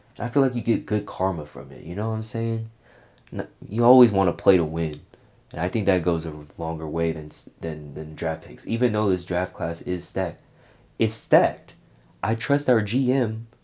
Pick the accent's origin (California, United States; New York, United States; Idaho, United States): California, United States; Bay Area; my hometown city